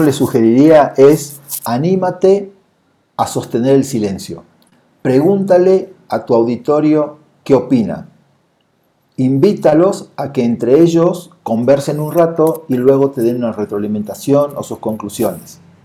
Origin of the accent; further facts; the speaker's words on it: Argentina; moved away as an adult; now in Mexico City, Mexico; soy de Argentina, vivo y trabajo en la Ciudad de México desde hace más o menos unos ocho años.